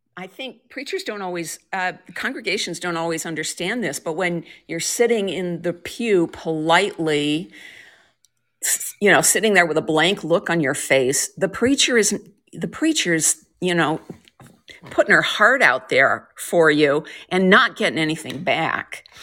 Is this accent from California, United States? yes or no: no; Colorado, United States; also born or lived in Portland, Oregon / New Haven, Connecticut / Minneapolis / Iowa; now in Central Oregon, United States; I grew up in Colorado, but I've lived on both coasts